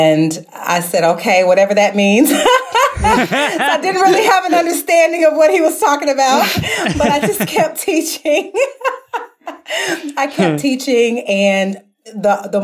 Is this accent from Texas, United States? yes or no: no; St. Louis, Missouri, United States; back home in my hometown of St. Louis, Missouri